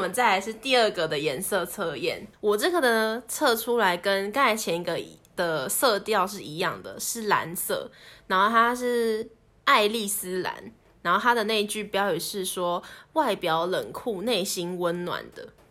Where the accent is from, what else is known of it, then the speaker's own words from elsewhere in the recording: Taipei, Taiwan; moved away as an adult; 我们这一群台北来的